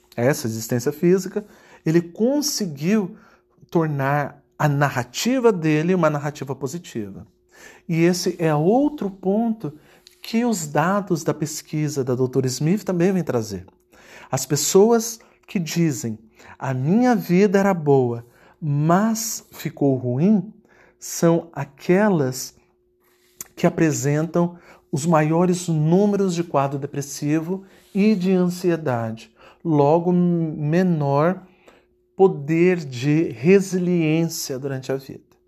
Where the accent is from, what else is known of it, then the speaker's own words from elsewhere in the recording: Campo Grande, Mato Grosso do Sul, Brazil; moved away as an adult; now in United States; eu nasci numa família simples, num Campo Grande, no Mato Grosso do Sul, ou seja, no interior do Brasil. E é, fui criado, estudei em, em escolas é, públicas do Brasil